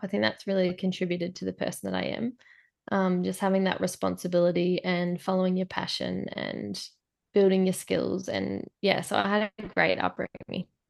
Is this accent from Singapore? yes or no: no; Swan Hill, Victoria, Australia; I'm from the top of Victoria, so Swan Hill in Victoria